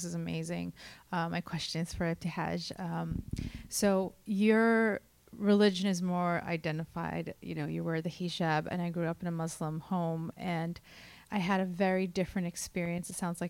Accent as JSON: {"language": "English", "town": "New York City", "region": "New York", "country": "United States", "said": "I'm from Brooklyn."}